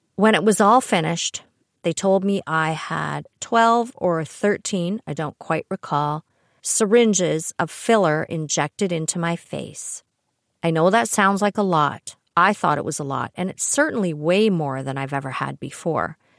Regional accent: Canada; I'm Canadian

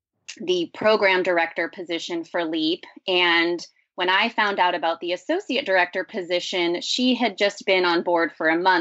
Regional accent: Los Angeles, California, United States; I'm from Los Angeles originally.

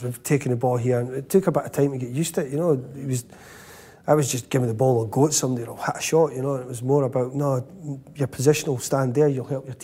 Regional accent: Scotland, United Kingdom; we're Scottish

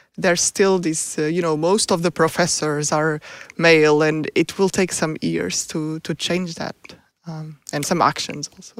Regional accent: Portugal; moved away as an adult; also born or lived in United States; now in Stockholm, Sweden; I'm from Portugal, so I did my P H D in Portugal

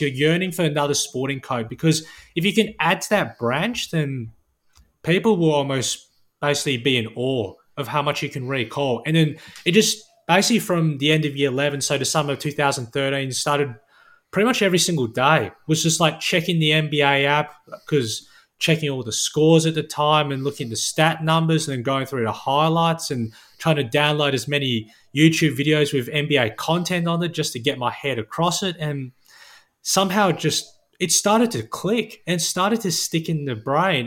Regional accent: Perth, Western Australia, Australia; I was born and raised here in Perth

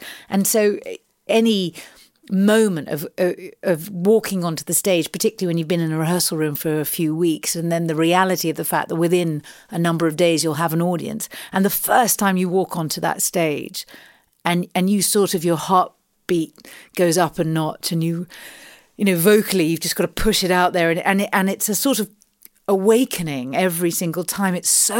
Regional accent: London, United Kingdom; And I mean, I grew up in Southeast London, and so I'm sure I've said this before, but you know, it's a real mecca to me.

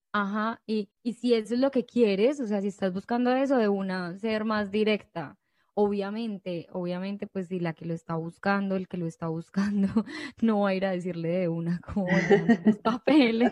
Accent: Colombia; moved away; De Colombia.

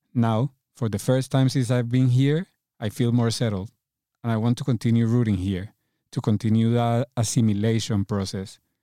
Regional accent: Cali, Valle del Cauca, Colombia; accent: thick accent; English is a second language; moved away as an adult; now in London, United Kingdom; Cali, where I'm from in Colombia, is a smaller, a slower, a, a much more relaxed city.

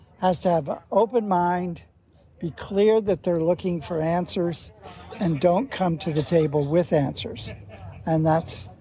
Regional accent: Illinois, United States; now in Maine, United States; I grew up in Illinois

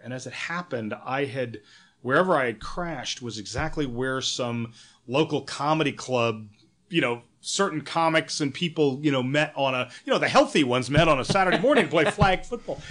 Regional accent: New Hampshire, United States; also born or lived in New York / San Francisco; now in Los Angeles, United States; a kid that grew up in New Hampshire

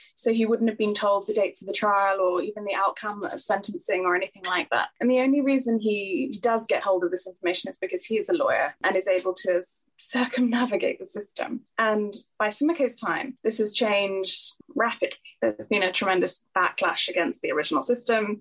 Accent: Singapore; moved away; also born or lived in York / Cambridge / Oxford; I'm from Singapore, and uh, you know that's where I grew up

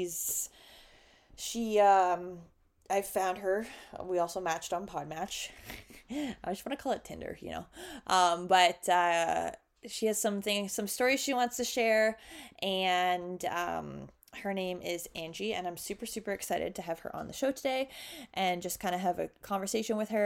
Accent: Canada; accent: Canadian; My Canadian accent might come out too.

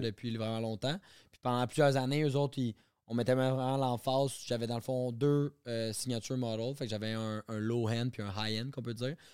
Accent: Quebec, Canada; Quand je reviens chez nous au Québec

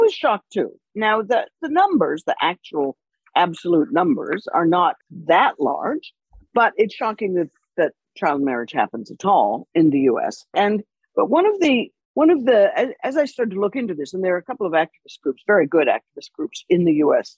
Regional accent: Canada; I'm Canadian

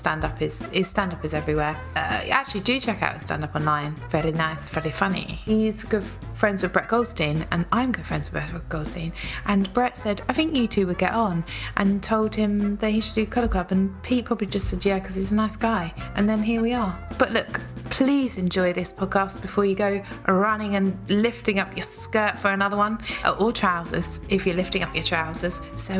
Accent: England, United Kingdom; because I'm English

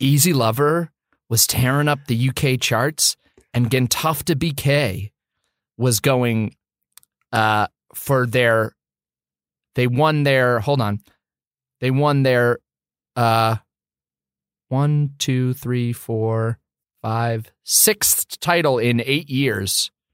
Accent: Boston, Massachusetts, United States; I was born in Brigham Women's Hospital in Boston, Massachusetts

